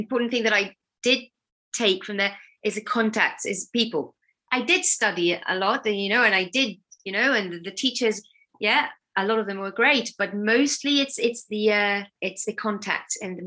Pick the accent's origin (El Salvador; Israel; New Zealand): Israel; near Tel Aviv, Tel Aviv District; moved away as an adult; also born or lived in Battersea, London; now in London, United Kingdom; I'm originally from Tel Aviv, or from a town next to Tel Aviv in Israel. That's where I grew up.